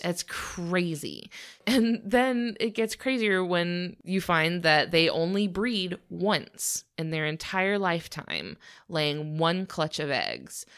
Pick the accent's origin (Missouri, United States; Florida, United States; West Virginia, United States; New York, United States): Florida, United States; we're from Florida where we have a lot of exposure to the Spanish language